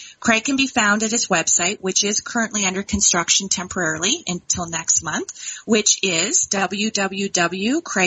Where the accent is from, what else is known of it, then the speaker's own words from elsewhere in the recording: Dundas, Ontario, Canada; I hail from Dundas, Ontario